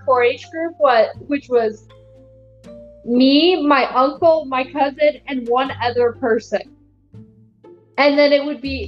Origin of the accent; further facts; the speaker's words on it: Pacific Northwest, Washington, United States; I'm from Washington or the Pacific Northwest